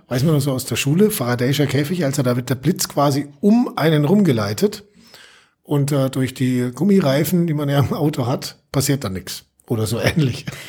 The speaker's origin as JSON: {"language": "German", "region": "Allgäu", "country": "Germany", "said": "bei uns im Allgäu"}